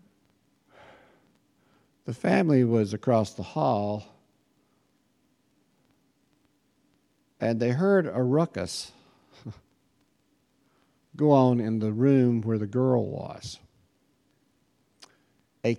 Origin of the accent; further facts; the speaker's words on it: United States; as an American.